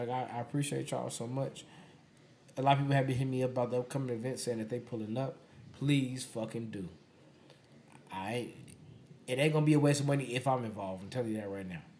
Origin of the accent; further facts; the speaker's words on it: Charlotte, North Carolina, United States; I'm from Charlotte, North Carolina.